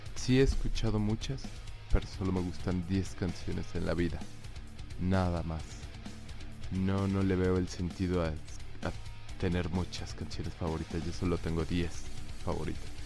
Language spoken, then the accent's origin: Spanish; Cancún, Quintana Roo, Mexico; moved away; la vida en Cancún, de cuando estaba joven